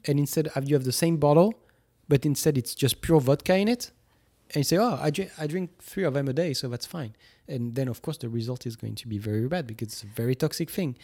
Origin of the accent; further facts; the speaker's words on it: Toulouse, Occitania, France; moved away; three hours from Toulouse, from my hometown